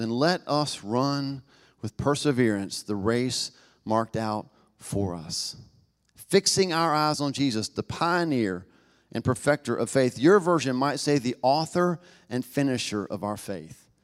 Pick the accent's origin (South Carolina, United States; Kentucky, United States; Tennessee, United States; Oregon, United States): Tennessee, United States; Knoxville; accent: Southern; I was born in Knoxville, Tennessee, in the South, you know, it, I'm marked by that, right? Um, I don't think I have an accent, but I've been to other parts of the country and world and found out that apparently I do, y'all